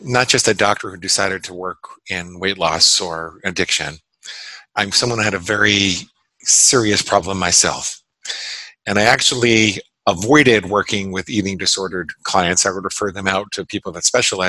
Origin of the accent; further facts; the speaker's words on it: Great Neck, New York, United States; moved away as an adult; also born or lived in Syosset, New York / New Hampshire; now in Florida, United States; I grew up in a little town called Great Neck on Long Island